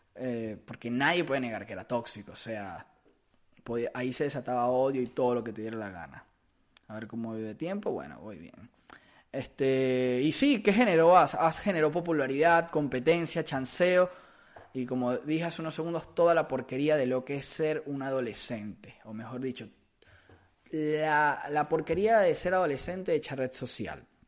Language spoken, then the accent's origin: Spanish; Caracas, Capital District, Venezuela; del lugar del, que, del que soy, que es de Caracas, Venezuela